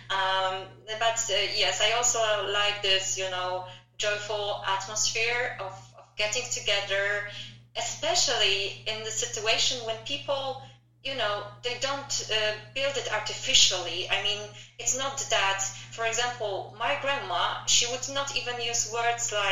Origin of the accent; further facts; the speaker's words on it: Przemyśl, Subcarpathian Voivodeship, Poland; also born or lived in Chicago, United States; now in Warsaw, Poland; even in my hometown in in Przemysl